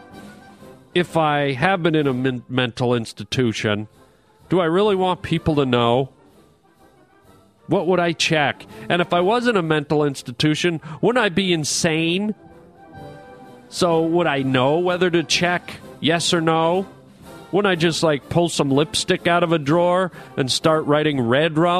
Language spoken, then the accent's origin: English; Canada; accent: Canadian; now in United States; I am a Canadian boy by birth